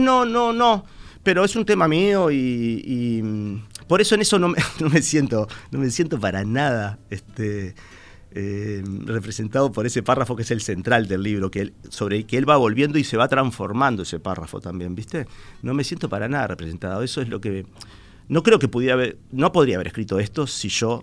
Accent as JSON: {"language": "Spanish", "region": "Montevideo", "country": "Uruguay", "tie": "born or raised there", "said": "yo me siento una persona de Sayago, aunque no nací exactamente en Sayago, desde muy chiquito me fui a Sayago."}